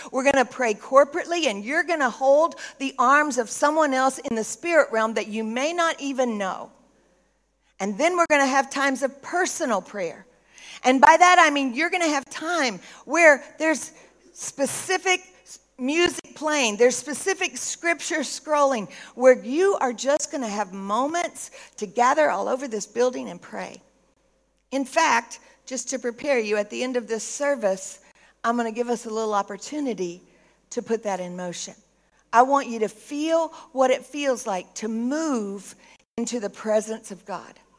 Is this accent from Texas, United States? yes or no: yes; Texas, United States; moved away; also born or lived in Tennessee; I'm from Texas. I got a little Tennessee in me